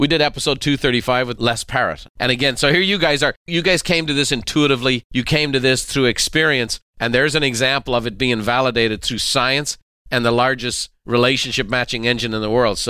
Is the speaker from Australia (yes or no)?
no; Ireland; You know, this growing up in Ireland, you know, we didn't have a lot of racial diversity.